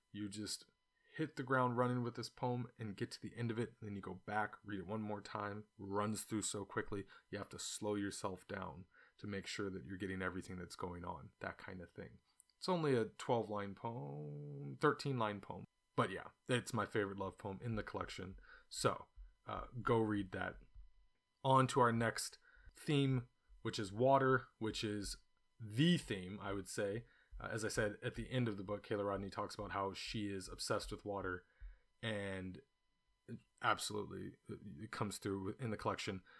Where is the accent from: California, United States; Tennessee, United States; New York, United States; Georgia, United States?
California, United States; now in China; it's what I grew up eating, even though I grew up in California